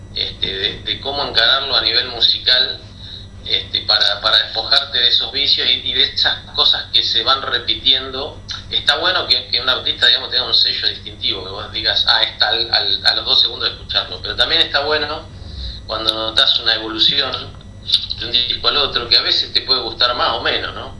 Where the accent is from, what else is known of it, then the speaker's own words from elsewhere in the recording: La Plata, Buenos Aires Province, Argentina; moved away; tuve una banda en La Plata, de donde soy oriundo